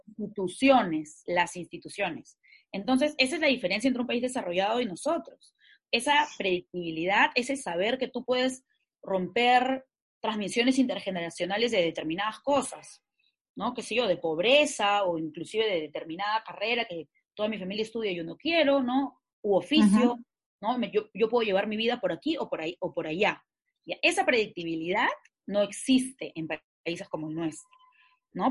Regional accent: Peru; Yo como peruana, ciudadana

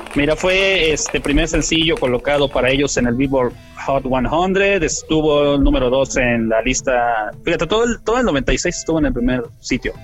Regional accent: Mexico

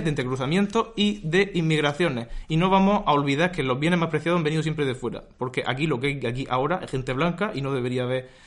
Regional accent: Region of Murcia, Spain; Yo soy murciano

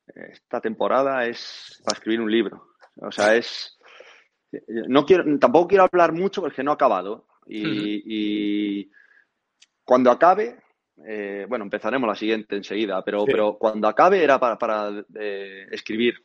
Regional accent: Galicia, Spain; venir a mi, a mi tierra

